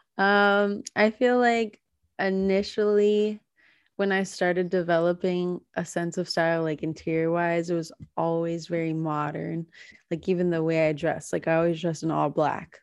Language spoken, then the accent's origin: English; the South, United States; moved away; I grew up in the South, so I did not grow up around winter sports